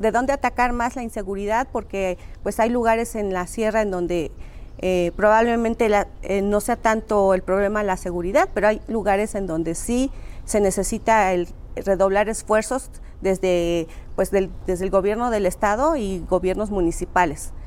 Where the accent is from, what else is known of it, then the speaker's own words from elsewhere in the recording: Tlatlauquitepec, Puebla, Mexico; originaria de Tlatlauquitepec, Puebla